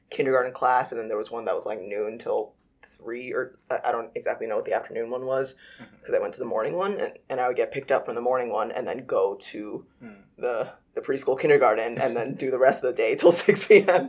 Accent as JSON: {"language": "English", "town": "Los Angeles", "region": "California", "country": "United States", "tie": "born or raised there", "moved": "as an adult", "lives_now": "Brooklyn, United States", "said": "I was born and raised in Los Angeles, and yeah, I was there till I was 18, and then I moved to the East Coast for college"}